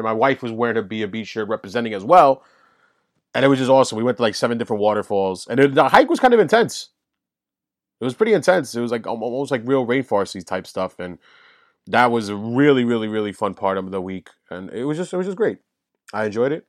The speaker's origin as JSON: {"language": "English", "town": "New York City", "region": "New York", "country": "United States", "tie": "born or raised there", "said": "I grew up in Woodside, Queens."}